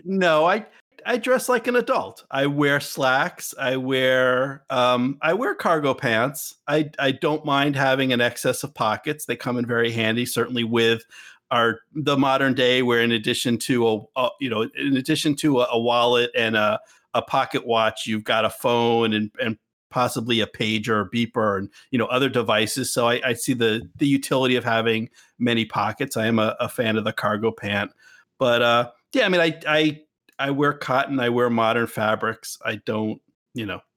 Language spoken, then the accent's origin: English; United States; we are American